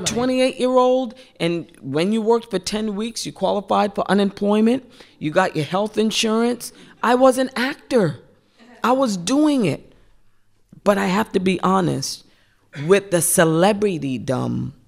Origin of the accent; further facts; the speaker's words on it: Central Falls, Rhode Island, United States; growing up in Central Falls and poor